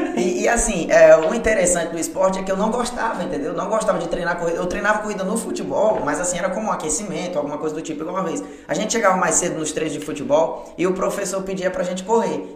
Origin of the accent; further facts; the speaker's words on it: Porto Velho, Rondônia, Brazil; moved away as an adult; now in João Pessoa, Brazil; É, nascido e crescido lá em Porto Velho e seis anos eu moro aqui em João Pessoa